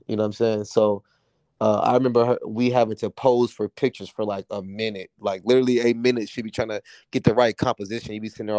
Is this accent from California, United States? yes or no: yes; San Diego, California, United States; moved away as an adult; also born or lived in Washington, D.C. / New York; now in Los Angeles, United States; I was born and raised in Southeast San Diego.